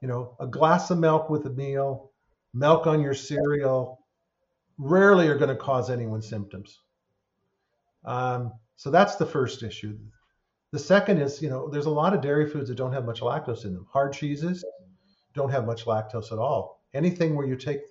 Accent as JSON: {"language": "English", "region": "California", "country": "United States", "tie": "born or raised there", "said": "I grew up in California"}